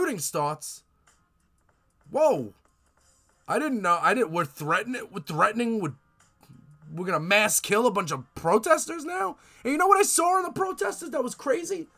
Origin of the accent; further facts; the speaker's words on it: United States; I'm American